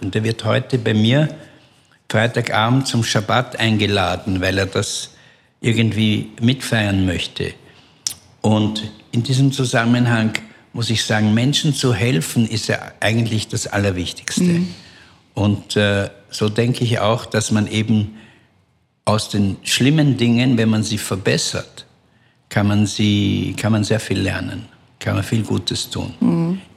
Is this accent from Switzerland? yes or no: no; Vienna, Austria; in Wien ähm, wo ich aufgewachsen bin